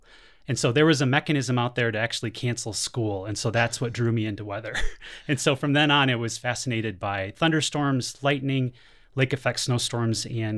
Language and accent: English; the Thumb of Michigan, United States; now in Arizona, United States; So I'm from Michigan, and I grew up in the thumb of Michigan. So if anybody knows how to look at a Michigan map, the thumb is on the eastern side of the state. Grew up pretty close to Lake Huron